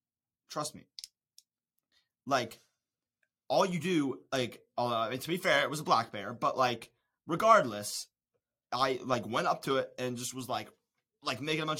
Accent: Charlotte, North Carolina, United States; I'm from Charlotte, North Carolina. I'm not a farm boy. I'm from the city.

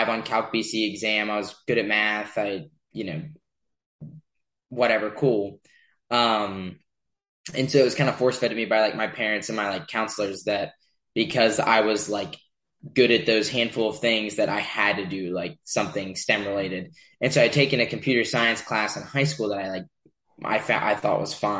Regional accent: Charles Town, West Virginia, United States; moved away as an adult; now in Tempe, United States; I'm from West Virginia, the Eastern Panhandle in Charlestown in the Eastern Panhandle

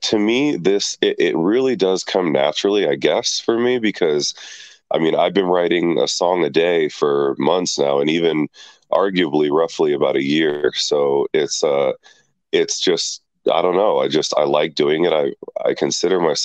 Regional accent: California, United States; I'm from Cali, good old California

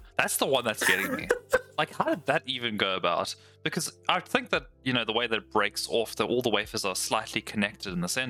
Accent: South Africa; Yeah, we're way down there at the bottom of Africa.

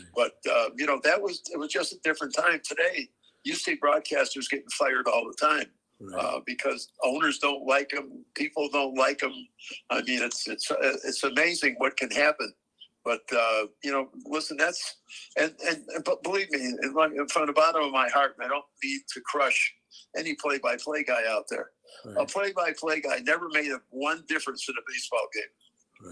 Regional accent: Chicago, Illinois, United States; we're born and raised in Chicago

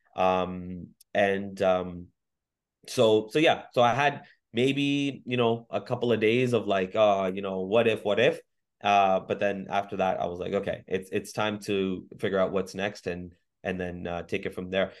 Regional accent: Mississauga, Ontario, Canada; also born or lived in Waterloo; I was born and raised in Mississauga

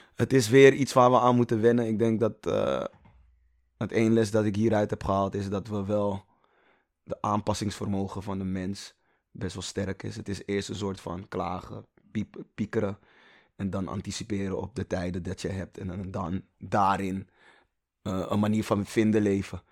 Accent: Amsterdam, North Holland, Netherlands; also born or lived in Toronto, Canada; ik echt 20, 20 jaar in Gein heb gezeten

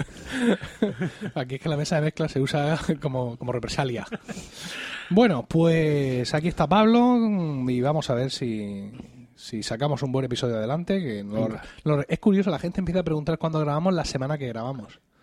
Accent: Spain; somos españoles

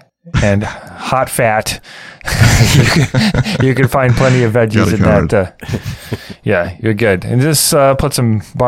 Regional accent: Midwest, United States; I'm probably the most Southern because I'm from the Midwest, which is the North South, if you ask me.

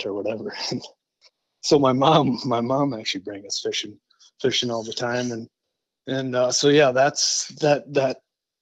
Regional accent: Forest Lake, Minnesota, United States; also born or lived in Lindstrom, Minnesota; I'm from Lindstrom, Minnesota. Grew up in Forest Lake, Minnesota

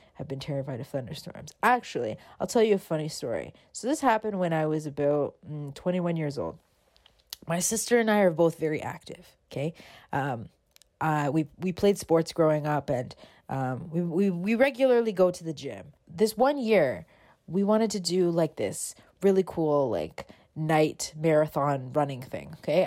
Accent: Toronto, Ontario, Canada; when I was a kid growing up in Toronto

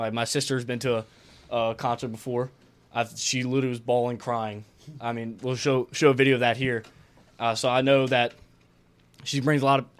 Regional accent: New Orleans, Louisiana, United States; From New Orleans. New Orleans area.

